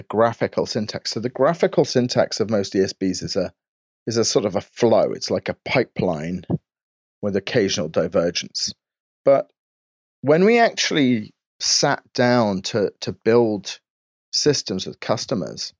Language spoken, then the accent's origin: English; England, United Kingdom; I'm very English and reserved